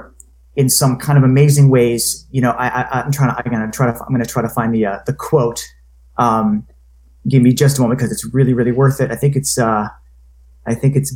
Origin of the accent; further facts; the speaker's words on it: Maine, United States; I'm from Maine